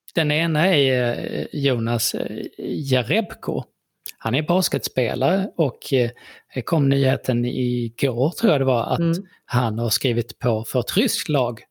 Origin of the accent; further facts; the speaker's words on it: Sweden; vi är ju svenskar så att vi säger ju saker på väldigt svenskt sätt